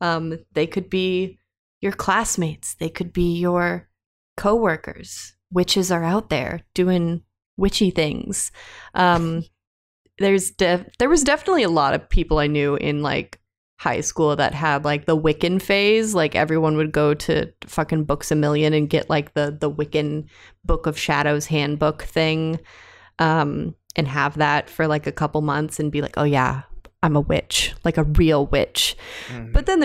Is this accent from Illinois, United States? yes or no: no; Indiana, United States; Buried. I am from Indiana. I am sorry.